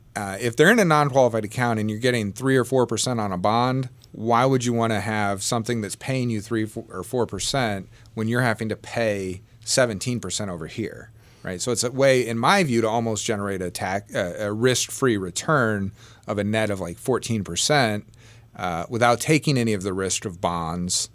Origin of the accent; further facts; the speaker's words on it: Southern Illinois, United States; I grew up in Southern Illinois